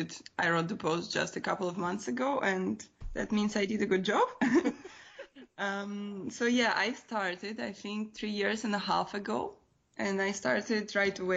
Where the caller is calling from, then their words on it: Bucharest, Romania; I am in Bucharest right now, actually.